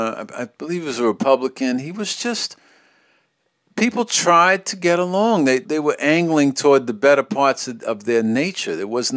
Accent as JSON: {"language": "English", "town": "New York City", "region": "New York", "country": "United States", "tie": "born or raised there", "said": "It was the overriding feeling I had as a child growing up in New York was that even though it was hard and it was vicious and it was a tough city, there was an undercurrent of kindness in most New Yorkers that you came across"}